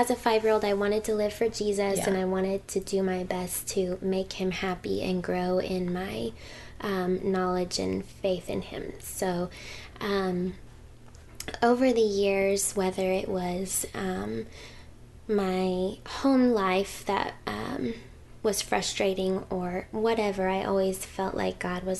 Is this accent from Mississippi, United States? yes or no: no; Hackensack, New Jersey, United States; born there; now in Owosso, United States; Well, I was born in Hackensack, New Jersey.